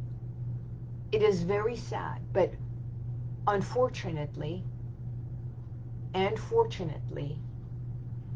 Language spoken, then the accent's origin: English; Tehran, Tehran Province, Iran; now in United States; I was born in Iran. So Iran, in the capital, which is Tehran